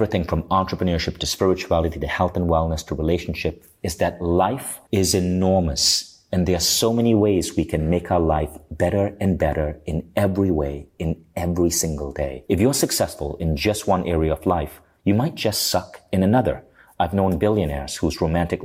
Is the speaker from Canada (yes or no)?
no; Malaysia; I grew up in Malaysia.